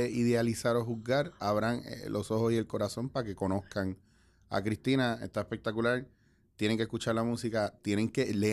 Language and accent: Spanish; Puerto Rico; Pues somos boricuas mami